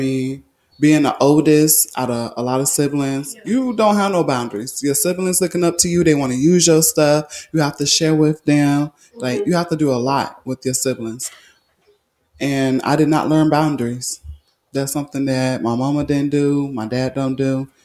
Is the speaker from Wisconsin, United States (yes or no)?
no; Orlando, Florida, United States; I'm from Florida. I'm from Orlando